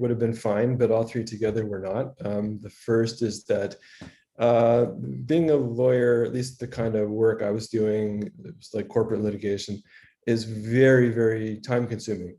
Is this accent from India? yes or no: no; Edmonton, Alberta, Canada; moved away as an adult; also born or lived in Rochester, New York / Toronto; now in New York City, United States; I grew up in Edmonton, Alberta in Western Canada.